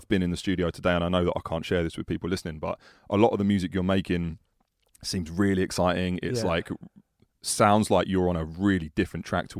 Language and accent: English; United Kingdom; We are British, though.